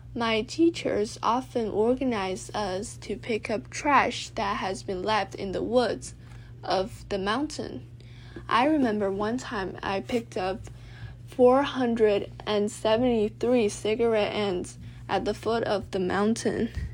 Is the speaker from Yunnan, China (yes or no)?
yes; Dali, Yunnan, China; also born or lived in Beijing, China; we decided to move to Dali, Yunnan, where the air is clear and sunny